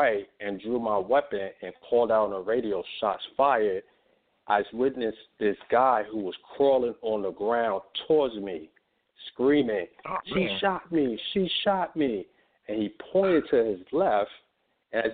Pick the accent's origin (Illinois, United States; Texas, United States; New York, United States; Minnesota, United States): New York, United States; New York City; moved away as an adult; growing up in New York City, and then on top of that, after growing up and leaving New York City, I joined the military